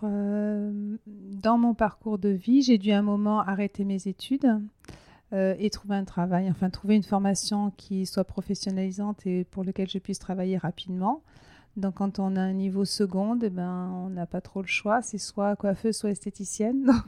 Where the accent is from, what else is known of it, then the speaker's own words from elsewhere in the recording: Hautes-Pyrénées, Occitania, France; moved away; je suis originaire là-bas, mais c'est pas là-bas que j'ai vécu le plus longtemps de ma vie, mais c'est un peu mon, enfin, mon enfance, je l'ai passée dans, cette région-là. En fait, je suis née dans les Hautes-Pyrénées